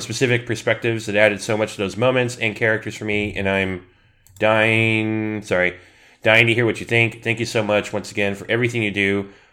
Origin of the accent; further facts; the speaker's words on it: Southern California, United States; I'm born and raised in SoCal